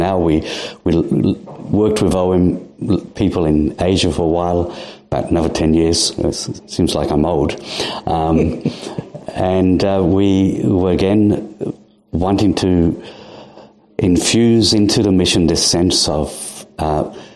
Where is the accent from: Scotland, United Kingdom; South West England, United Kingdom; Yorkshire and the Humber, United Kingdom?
Yorkshire and the Humber, United Kingdom; also born or lived in India; now in Adelaide, Australia; I was born in England, Yorkshire